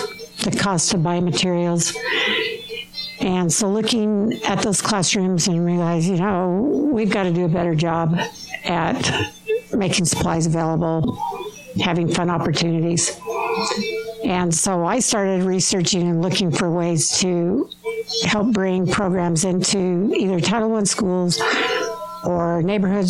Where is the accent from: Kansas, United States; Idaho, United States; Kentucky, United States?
Idaho, United States; Rigby; now in Utah, United States; I'm from southern Idaho